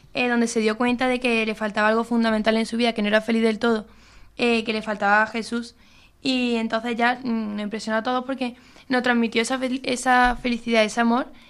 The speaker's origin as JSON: {"language": "Spanish", "town": "Córdoba", "region": "Andalusia", "country": "Spain", "moved": "as an adult", "lives_now": "Seville, Spain", "said": "Yo soy de Córdoba, pero estoy aquí en Sevilla estudiando farmacia"}